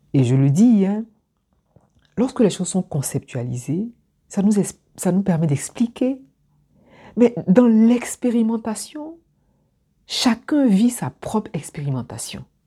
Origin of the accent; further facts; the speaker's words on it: Abidjan, Côte d’Ivoire; moved away as an adult; moi, je suis originaire d'Abidjan. Je suis partie d'Abidjan, j'avais 21 ans ou 19 ans